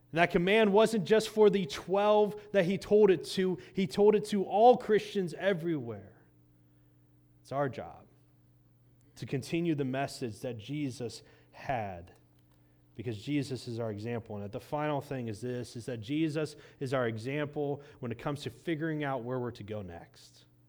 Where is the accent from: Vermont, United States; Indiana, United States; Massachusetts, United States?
Indiana, United States; Growing up in Indiana